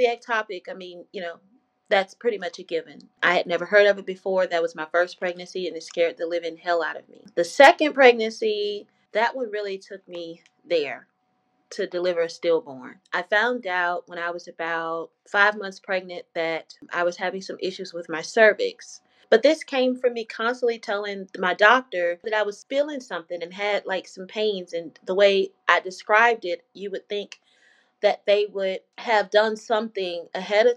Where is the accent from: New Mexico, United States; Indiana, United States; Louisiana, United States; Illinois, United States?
Louisiana, United States; moved away; I'm from Louisiana. And so at this time, I was living in Louisiana